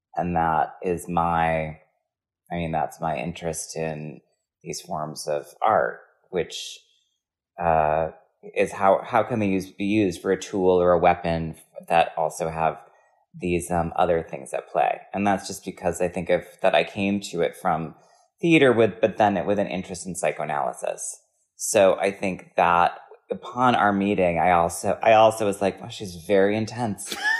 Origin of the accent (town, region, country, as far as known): Wisconsin, United States